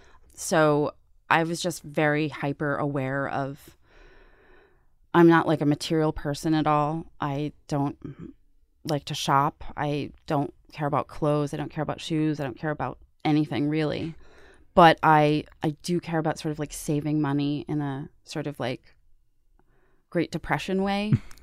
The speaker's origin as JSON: {"language": "English", "town": "Pittsburgh", "region": "Pennsylvania", "country": "United States", "moved": "as an adult", "lives_now": "New York, United States", "said": "I had no network when I moved to New York from Pittsburgh."}